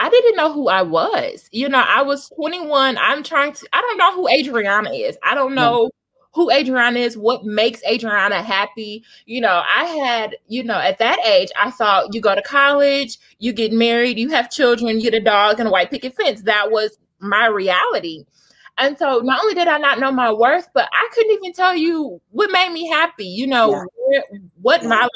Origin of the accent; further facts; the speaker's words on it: Indiana, United States; I am from Indiana